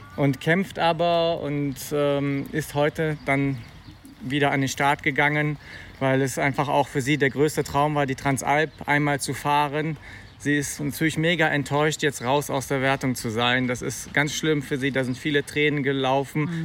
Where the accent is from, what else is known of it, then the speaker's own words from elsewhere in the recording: Bonn, North Rhine-Westphalia, Germany; also born or lived in Eifel; wir kommen aus Bonn